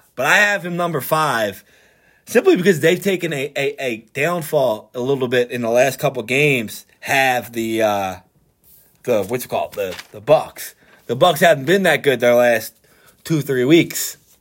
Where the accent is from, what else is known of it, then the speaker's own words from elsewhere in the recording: Philadelphia, Pennsylvania, United States; I'm from Philadelphia